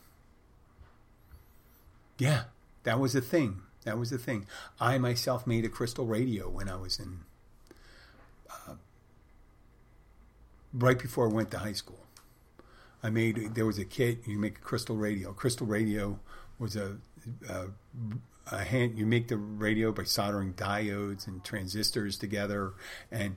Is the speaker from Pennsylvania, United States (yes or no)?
yes; Philadelphia, Pennsylvania, United States; I said I was from Philadelphia